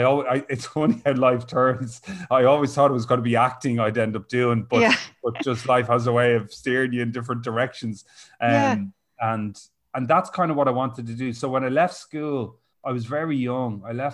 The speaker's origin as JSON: {"language": "English", "town": "Rathfarnham", "region": "Leinster", "country": "Ireland", "said": "So I joined a local drama group in Dundrum. I'm from Rathfarnham."}